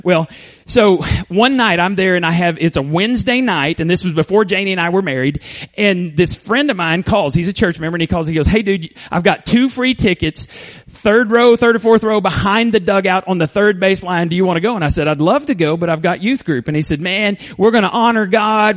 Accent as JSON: {"language": "English", "town": "Borger", "region": "Texas", "country": "United States", "tie": "born or raised there", "moved": "yes", "said": "you could make it to my hometown in about eight hours"}